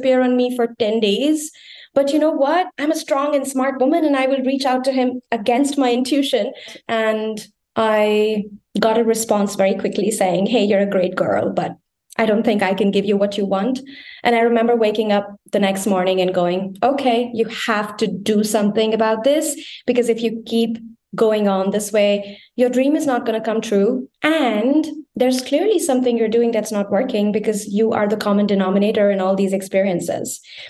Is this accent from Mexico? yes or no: no; India; moved away as an adult; also born or lived in Berlin, Germany / Geneva, Switzerland; now in Bonn, Germany; I was born and brought up in India